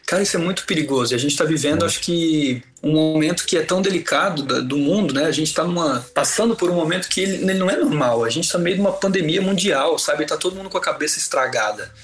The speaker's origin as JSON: {"language": "Portuguese", "town": "Brusque", "region": "Santa Catarina", "country": "Brazil", "tie": "born or raised there", "said": "em Brusque, na minha cidade natal"}